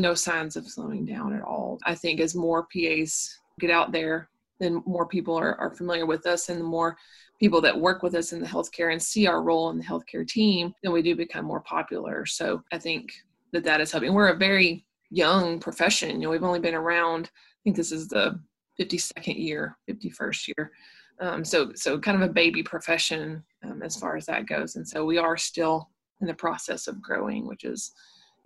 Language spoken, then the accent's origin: English; Murfreesboro, Tennessee, United States; I'm from Murfreesboro. I'm a local girl.